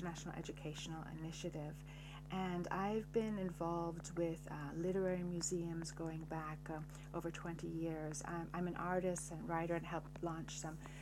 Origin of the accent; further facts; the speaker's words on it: Seattle, Washington, United States; now in Paris, France; I live in Paris now, though I was born in Seattle